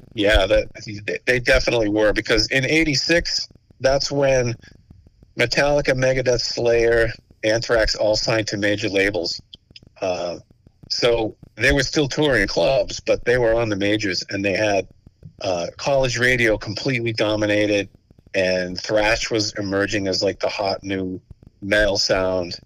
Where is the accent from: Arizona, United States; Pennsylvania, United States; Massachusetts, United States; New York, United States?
Massachusetts, United States; Stoughton; We're from Stoughton on the South Shore